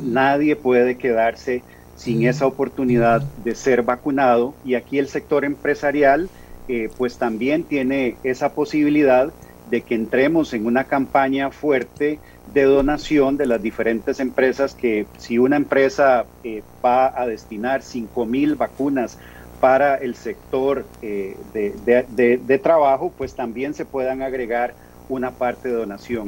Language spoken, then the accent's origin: Spanish; Costa Rica; como costarricenses